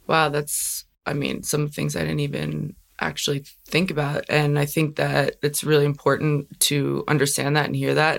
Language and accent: English; New York, United States; also born or lived in Long Island / Brooklyn; I'm from New York